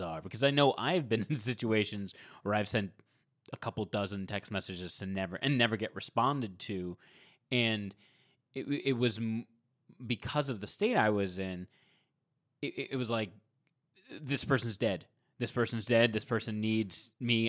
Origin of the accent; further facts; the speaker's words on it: Providence, Rhode Island, United States; I grew up in Providence, Rhode Island